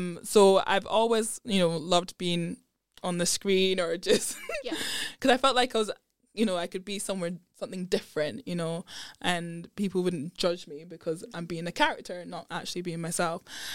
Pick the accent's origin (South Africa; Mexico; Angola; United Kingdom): United Kingdom; Edinburgh, Scotland; also born or lived in London; I grew up in Edinburgh. I was born in London, but thankfully my parents moved up to Edinburgh when I was two.